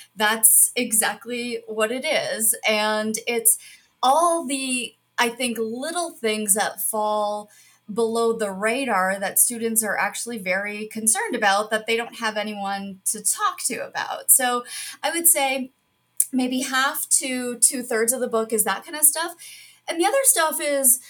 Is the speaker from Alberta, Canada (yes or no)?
no; Toronto, Ontario, Canada; moved away as an adult; also born or lived in Cambridge, England / Kingston, Ontario; now in Buffalo, United States; I'm Canadian, born and raised in Toronto